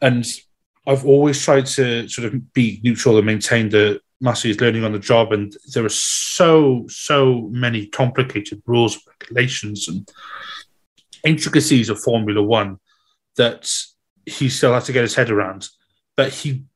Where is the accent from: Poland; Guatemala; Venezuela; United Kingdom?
United Kingdom; Wales; being Welsh